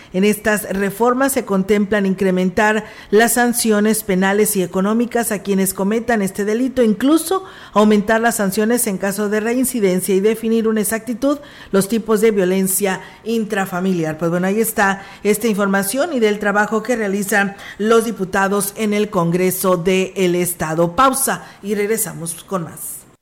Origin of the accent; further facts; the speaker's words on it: Mexico; como mexicanos